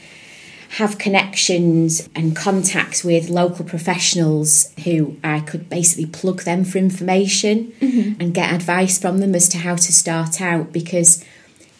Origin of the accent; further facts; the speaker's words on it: Preston, North West England, United Kingdom; moved away as an adult; also born or lived in Yorkshire / Liverpool; now in Salford, United Kingdom; So I was born in Yorkshire, grew up in Preston, went to school there, went to university in Liverpool